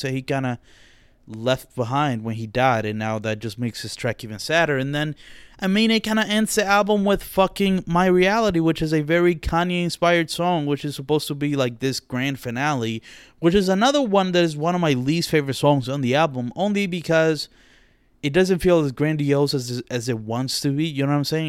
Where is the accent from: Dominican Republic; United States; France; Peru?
Dominican Republic; accent: Dominican; my Dominican accent slips out